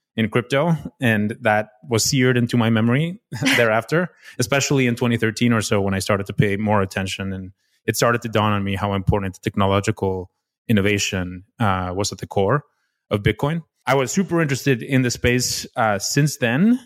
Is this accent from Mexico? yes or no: yes; Mexico City, Mexico; moved away as an adult; also born or lived in Stanford, United States; I was, uh, born and raised in Mexico City